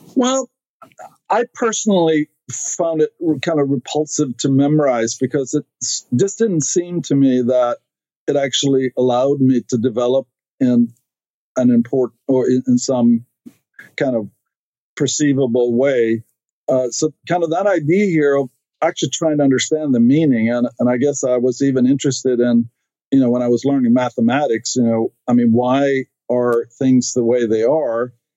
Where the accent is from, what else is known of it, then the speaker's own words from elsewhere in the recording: Stockholm, Stockholm County, Sweden; English is a second language; moved away as an adult; now in United States; I grew up in Sweden, uh, in Stockholm